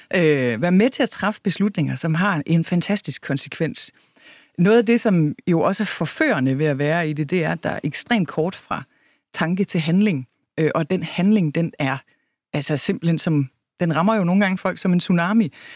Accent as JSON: {"language": "Danish", "area": "Kalhave", "region": "Southern Denmark", "country": "Denmark", "tie": "born or raised there", "moved": "yes", "said": "Kalhave er en lille bitte landsby midt imellem Vejle og Horsens, hvor jeg voksede op"}